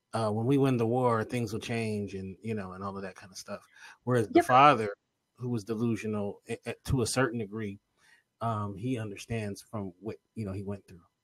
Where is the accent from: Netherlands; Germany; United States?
United States; I'm an American